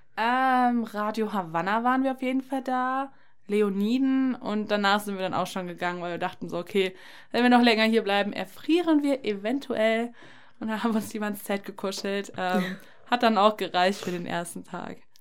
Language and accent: German; near Paderborn, North Rhine-Westphalia, Germany; Ich komme aus der Nähe von Paderborn